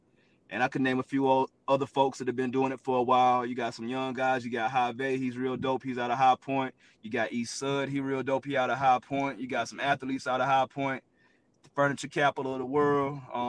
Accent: the Carolinas, United States; Growing up in the Carolinas was real dope as well.

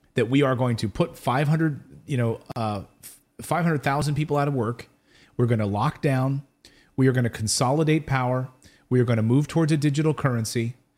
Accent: United States; I am American

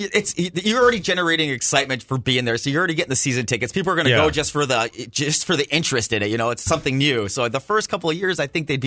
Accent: Buffalo, New York, United States; moved away; I grew up in Buffalo.

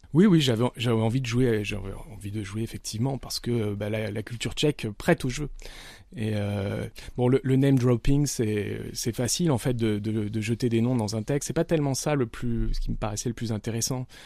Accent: Nice, Provence-Alpes-Côte d'Azur, France; je viens de Nice

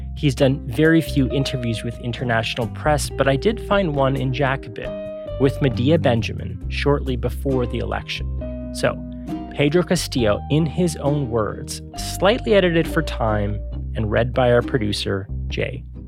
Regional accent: Canada; we are Canadian, but even here in Canada

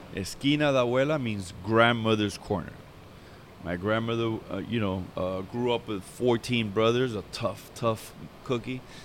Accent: Hialeah, Florida, United States; I grew up in Hialeah

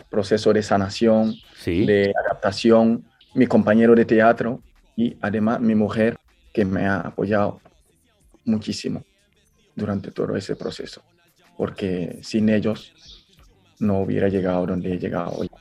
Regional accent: Guinea; moved away as an adult; now in Spain; yo soy de Guinea Conakry

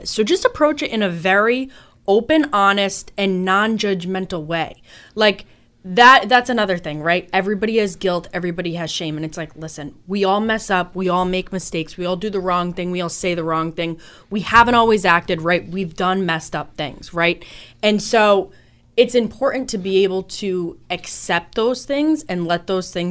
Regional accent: Boston, Massachusetts, United States; Listen, I'm from Boston, so my driving style

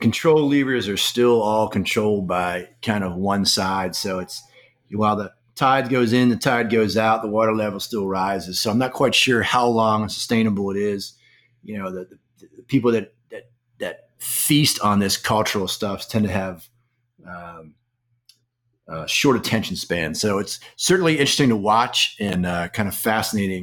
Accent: Washington, District of Columbia, United States; I'm from Washington, D.C., and Washington, D.C. is the town that was built to demonstrate where idealism goes

